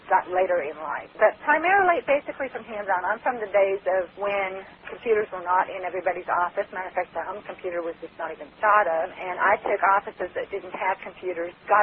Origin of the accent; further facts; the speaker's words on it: Colorado, United States; moved away as an adult; also born or lived in California / Northwest US / Southwest US / Fort Worth, Texas; now in Alabama, United States; I was born in California, raised in Colorado, got married